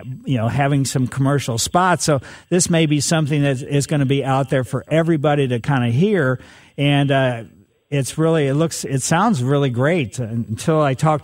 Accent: Ellisville, Missouri, United States; my grandmother growing up in Ellisville, she lived across the street from us.

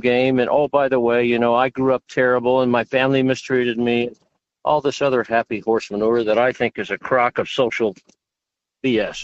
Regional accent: New Mexico, United States; I grew up in New Mexico, which is a very very poor state

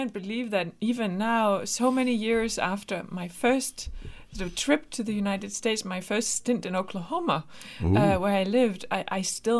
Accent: west coast, Denmark; I mean, I am actually from the exact opposite part of Denmark. Mm-hmm. I'm from the west coast

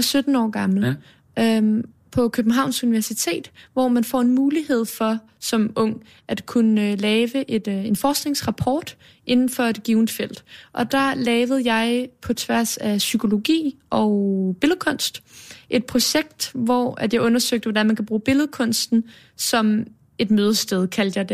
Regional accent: Copenhagen, Capital Region of Denmark, Denmark; Baggrænsgade på Østerbro, okay. er jeg vokset op de første 13 år

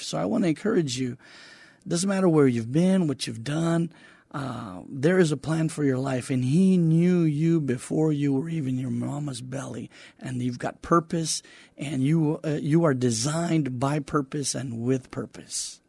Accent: Donna, Texas, United States; moved away as an adult; also born or lived in Weslaco, Texas; now in San Antonio, United States; I lived in Donna, Texas until I was about twenty-one when I got married

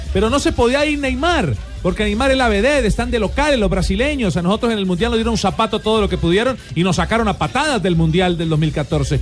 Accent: Colombia; Yo soy colombiano

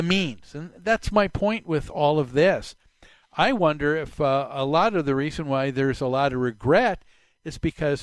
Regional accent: Plymouth, Minnesota, United States; the house that we grew up on Medicine Lake in Plymouth in the mid-60s

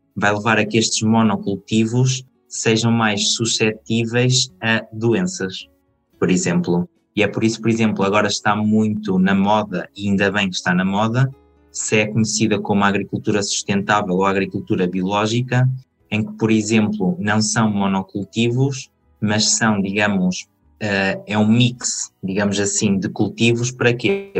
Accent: Aveiro, Aveiro District, Portugal; moved away as an adult; now in Spain; sou de Portugal, atualmente estou em Espanha

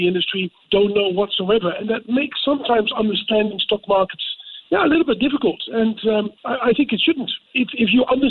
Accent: Amsterdam, North Holland, Netherlands; in Amsterdam, my hometown as well

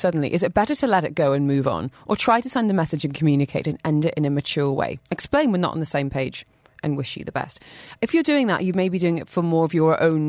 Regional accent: United Kingdom; I'm very British and would rather die.

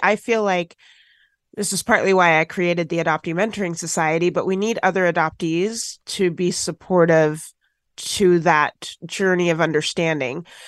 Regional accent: Washington, United States; also born or lived in Tennessee; I grew up in Washington State after being adopted from foster care in Tennessee.

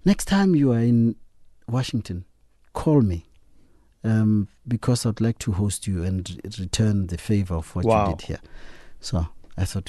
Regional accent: Klerksdorp, North West, South Africa; Kuma in Klerksdorp.

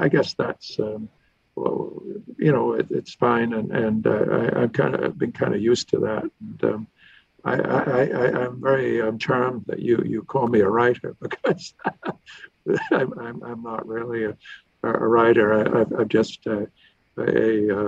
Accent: Victoria, British Columbia, Canada; I grew up in Victoria

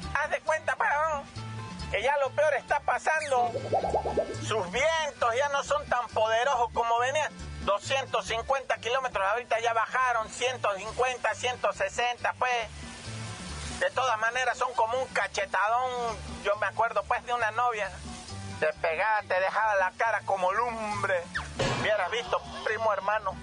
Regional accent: Oaxaca, Mexico; moved away; mi tierra, Oaxaca, va, yo soy originario de ahí

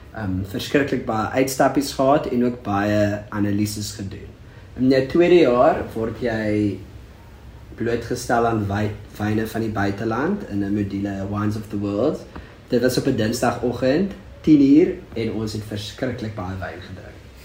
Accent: Struisbaai, Western Cape, South Africa; also born or lived in Bredasdorp / Stellenbosch; ek kom van Strydspoort af

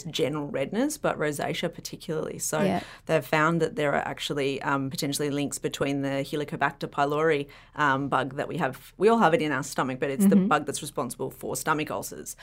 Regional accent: Byron Bay, New South Wales, Australia; growing up in Byron.

